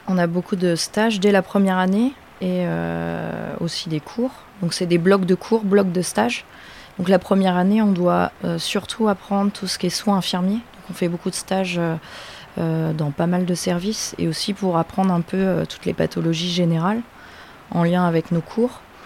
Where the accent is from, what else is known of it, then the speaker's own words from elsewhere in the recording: Le Vaudreuil, Normandy, France; also born or lived in Rouen / Lille; je viens du Vaudreuil, donc primaire au Vaudreuil et après je suis allée euh, au lycée à Val d'Oreuil.